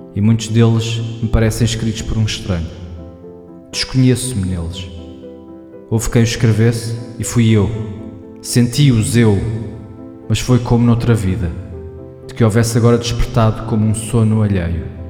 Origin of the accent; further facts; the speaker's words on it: Portugal; accent: Portuguese; eu falo com pronúncia de português